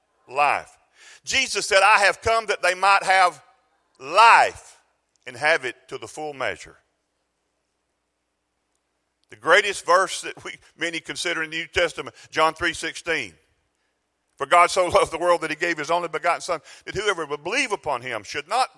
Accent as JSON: {"language": "English", "region": "South Georgia", "country": "United States", "said": "I'm from South Georgia"}